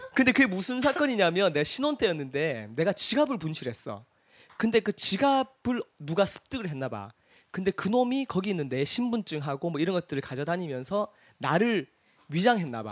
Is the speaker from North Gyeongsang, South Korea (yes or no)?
yes; Cheongsong, North Gyeongsang, South Korea; moved away; 우리 고향이 청송이니까